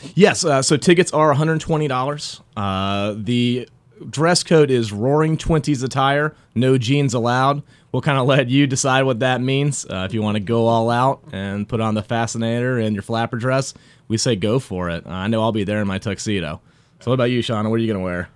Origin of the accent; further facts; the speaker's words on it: Raleigh, North Carolina, United States; I was actually born and raised in Raleigh. Uh, I grew up in Five Points